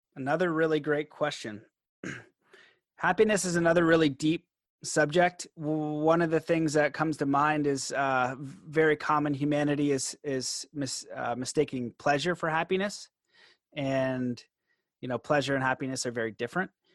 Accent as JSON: {"language": "English", "country": "Canada", "said": "I'm Canadian"}